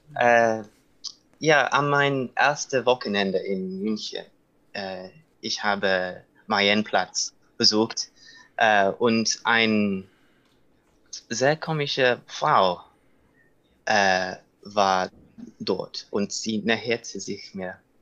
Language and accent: German; United Kingdom; German is a second language; moved away as an adult; also born or lived in London; now in Munich, Germany; ich komme aus Großbritannien